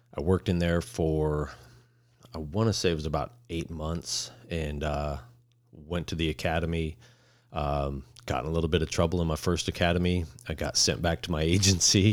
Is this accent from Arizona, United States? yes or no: yes; Phoenix, Arizona, United States; also born or lived in Queen Creek, Arizona; I grew up in South Phoenix